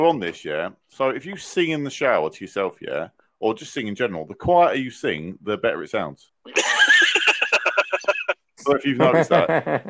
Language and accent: English; England, United Kingdom; Are we incredibly lucky to be born English, or are we unlucky the fact that we are not multilingual because we are English?